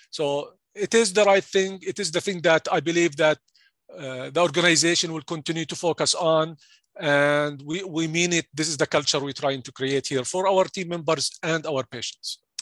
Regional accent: Jordan; English is a second language; moved away as an adult; also born or lived in Stevens Point, Wisconsin; now in United States; I'm originally from Jordan, and I'm sure you can flick, think, uh, you, you can hear my accent right now

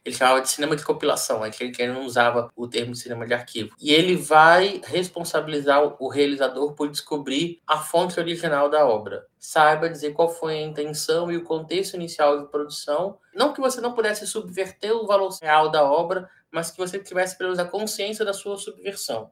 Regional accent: Brazil; Nós somos brasileiros

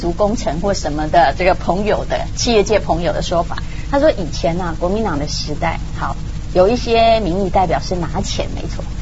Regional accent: Taiwan; 我是台湾人

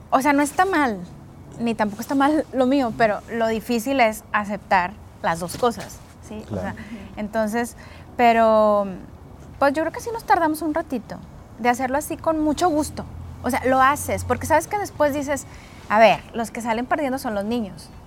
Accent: Monterrey, Nuevo León, Mexico; Bueno, nosotros somos más regios que el cabrito.

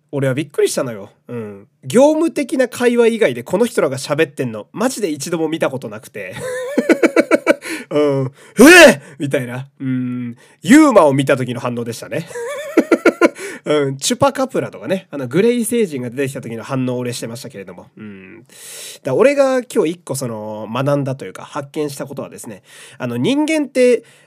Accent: Fukui, Japan; now in Tokyo, Japan; 自分の実家の福井の家

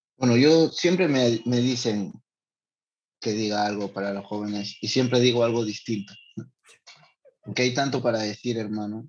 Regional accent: Lima, Peru; born or raised there; also born or lived in San Luis de Cañete (parents' birthplace)

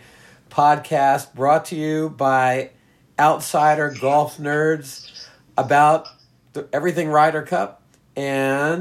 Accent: Virginia, United States; growing up in Virginia

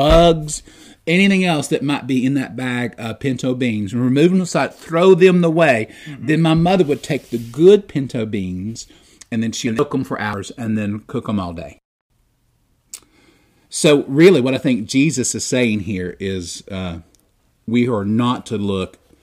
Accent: United States; I'm an American

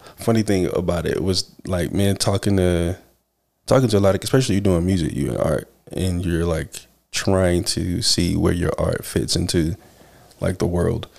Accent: Rocky Mount, North Carolina, United States; we are from Rocky Mount

